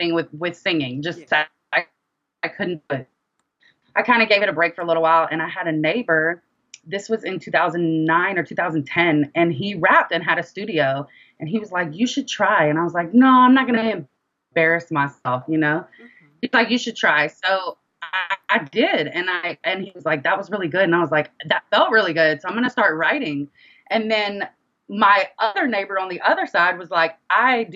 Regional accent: Monroe, Louisiana, United States; also born or lived in Dallas, Texas / Denton, Texas; now in Houston, United States; I am originally from Monroe, Louisiana

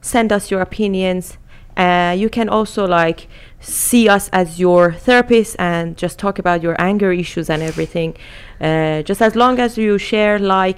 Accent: Iran; now in United Kingdom; I live in the UK currently. I was born in Iran

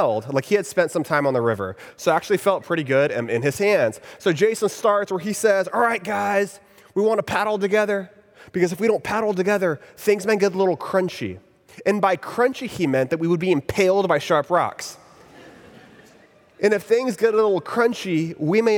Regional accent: Texas, United States; moved away as an adult; now in Orlando, United States; I'm originally from Texas, and about 5 years ago, when I was still living there in Texas

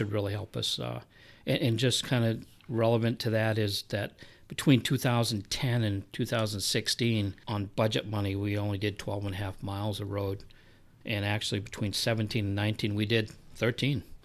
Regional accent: Milford, New Hampshire, United States; moved away as an adult; also born or lived in Florida; now in New Boston, United States; I grew up in Milford

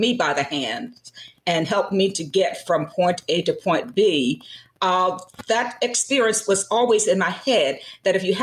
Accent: Twiggs County, Georgia, United States; moved away; also born or lived in Philadelphia, Pennsylvania; I grew up in Twiggs County, a small rural county

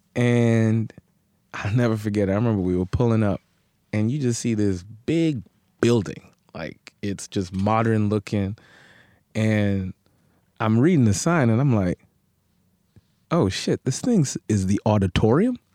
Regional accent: New York City, New York, United States; also born or lived in Brooklyn; I grew up in Queens, Elmhurst, man, Elmhurst

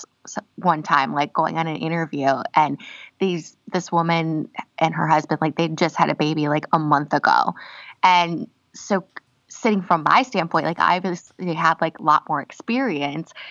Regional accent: United States; moved away; also born or lived in Connecticut / Minneapolis, Minnesota; I grew up in Connecticut and Minneapolis

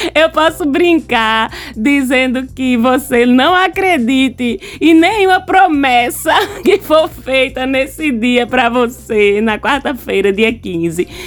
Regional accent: Recife, Pernambuco, Brazil; Sou pernambucana, recifense

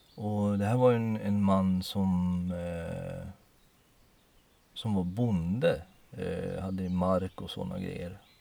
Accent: Poland; moved away; jag är ju född i Polen

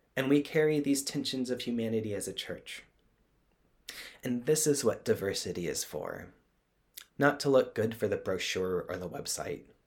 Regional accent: Texas, United States; I grew up in Texas as a Southern Baptist

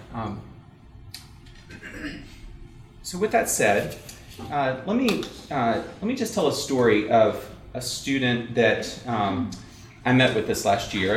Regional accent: South Carolina, United States; I grew up in South Carolina

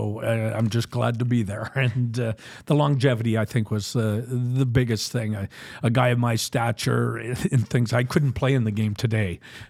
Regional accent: Alberta, Canada; and then we're both Westerners from Alberta, and we kind of grew up in the same kind of atmosphere and things like that.

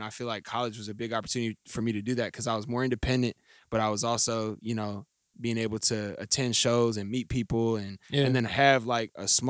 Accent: Indianapolis, Indiana, United States; also born or lived in Culver, Indiana; I actually am born and raised here in Indianapolis, by way of the Briarport area.

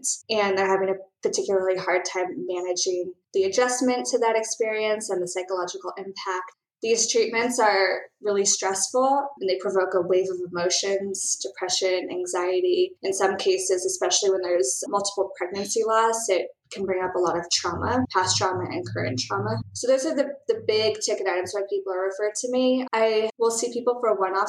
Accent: San Francisco, California, United States; also born or lived in Ohio; I grew up in San Francisco

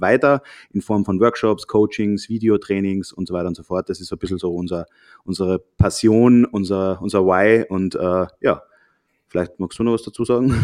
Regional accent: Austria; also born or lived in Germany; wir sind Österreicher, haben lange Zeit in Deutschland gewohnt

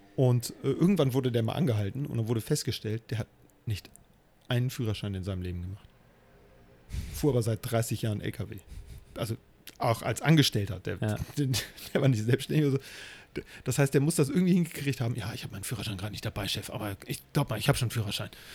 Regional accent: Hamburg, Germany; Ich bin ja in, im Hamburger Stadtteil Eppendorf groß geworden.

